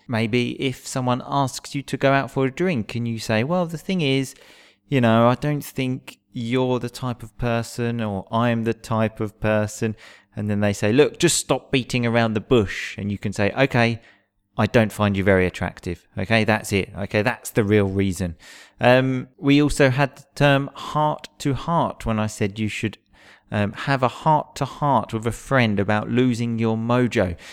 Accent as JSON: {"language": "English", "region": "England", "country": "United Kingdom", "moved": "as an adult", "said": "I'm English. I've just moved here."}